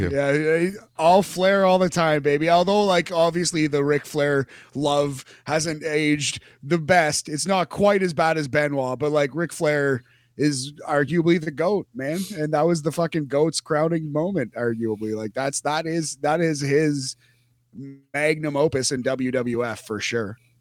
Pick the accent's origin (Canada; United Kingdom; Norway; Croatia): Canada; We're Canadian.